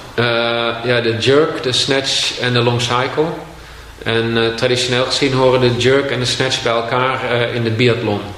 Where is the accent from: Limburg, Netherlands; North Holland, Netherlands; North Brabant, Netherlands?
North Holland, Netherlands; Castricum; In Castricum, aan, vlakbij zee.